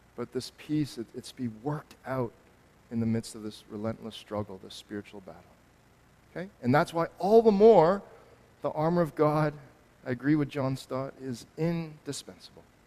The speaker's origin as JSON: {"language": "English", "country": "Canada", "said": "me as a Canadian"}